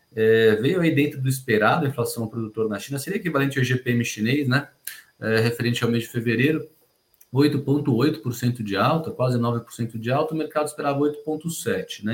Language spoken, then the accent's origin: Portuguese; Brazil; A gente como brasileiro